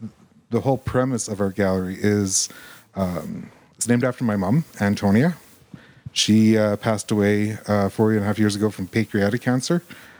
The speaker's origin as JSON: {"language": "English", "town": "Edmonton", "region": "Alberta", "country": "Canada", "tie": "born there", "lives_now": "Red Deer, Canada", "said": "I was from Edmonton."}